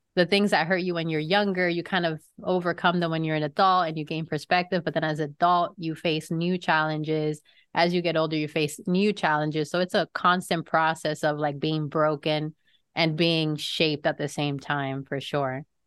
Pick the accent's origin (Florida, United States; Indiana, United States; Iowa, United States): Florida, United States; also born or lived in New York; I am a Floridian just because I've lived here most of my life, although I was born in New York